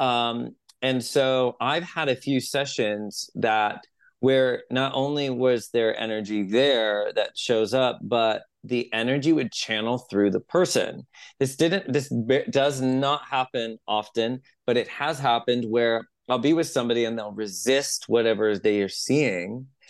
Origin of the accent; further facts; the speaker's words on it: San Jose, California, United States; we had a metaphysical store at the end of our street in San Jose. I'm from San Jose, like Los Gatos, Campbell